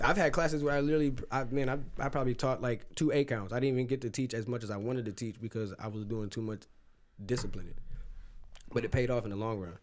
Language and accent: English; Lorain, Ohio, United States; I'm from Lorraine